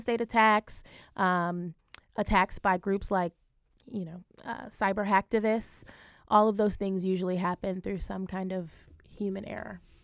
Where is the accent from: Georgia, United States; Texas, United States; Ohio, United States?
Ohio, United States; I'm from Ohio. My family's from Jamaica, um, but I grew up in Ohio